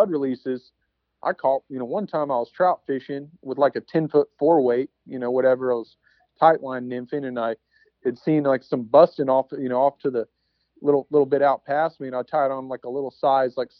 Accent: Texas, United States; I grew up in Texas

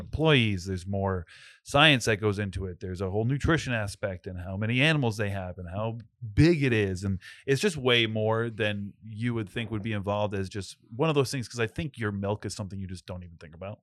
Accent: North Smithfield, Rhode Island, United States; I'm from North Smithfield and this is in North Smithfield

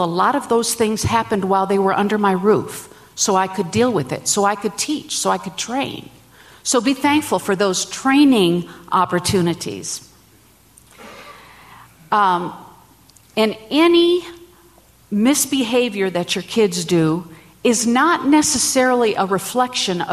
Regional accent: Minnesota, United States; I'm from Minnesota

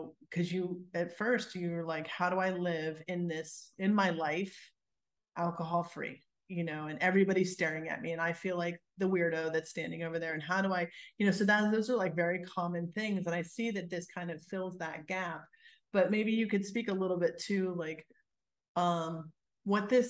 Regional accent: United States; moved away; also born or lived in Pennsylvania / New Jersey; I grew up in Pennsylvania, New Jersey. New Jersey is where I lived last.

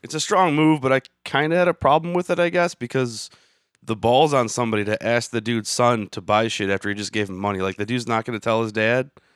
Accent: Michigan, United States; I'm from Michigan.

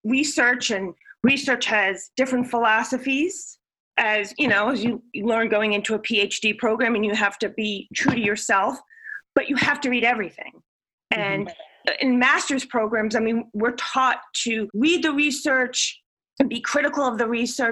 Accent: New York City, New York, United States; moved away as an adult; also born or lived in Long Island; now in North Carolina, United States; I'm originally from New York City

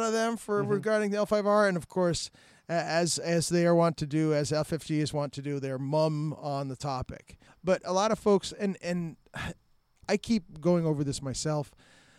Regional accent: Tucson, Arizona, United States; my hometown, Tucson

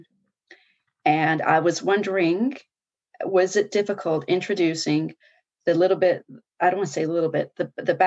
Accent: Nanaimo, British Columbia, Canada; also born or lived in Victoria; I was born and raised in Nanaimo and lived in Victoria

